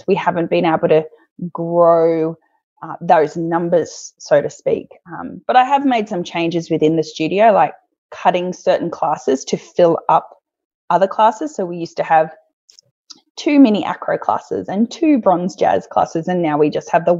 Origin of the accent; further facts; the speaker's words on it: Oakey, Queensland, Australia; I'm from Oakey, it's a regional town